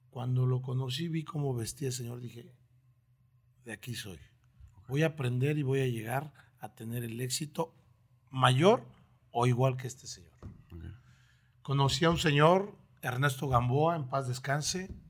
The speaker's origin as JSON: {"language": "Spanish", "region": "Oaxaca", "country": "Mexico", "lives_now": "Torreón, Mexico", "said": "gusta ir a Oaxaca, tiene desde que llegué a Torreón no he ido, pero me gusta mucho Oaxaca"}